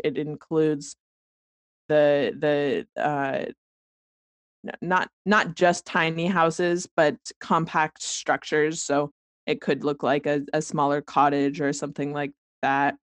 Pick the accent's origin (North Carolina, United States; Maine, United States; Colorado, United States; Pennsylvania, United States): Colorado, United States; moved away as an adult; also born or lived in Arvada, Colorado; now in Eugene, United States; I'm from Colorado